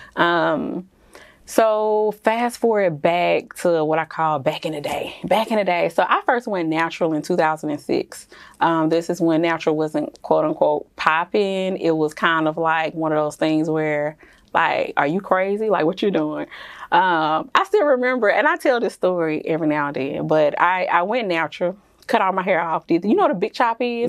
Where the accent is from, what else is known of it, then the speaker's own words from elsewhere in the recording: Jackson, Mississippi, United States; moved away as an adult; also born or lived in Texas / Dallas; I am originally from Jackson, Mississippi